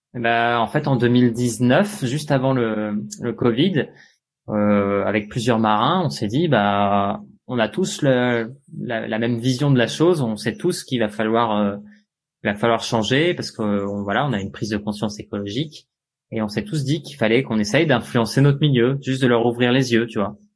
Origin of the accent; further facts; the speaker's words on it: France; je suis né en 1987 en France.